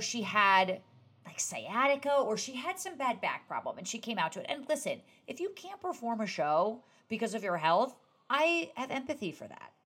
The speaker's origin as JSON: {"language": "English", "region": "New Jersey", "country": "United States", "said": "I'm from New Jersey"}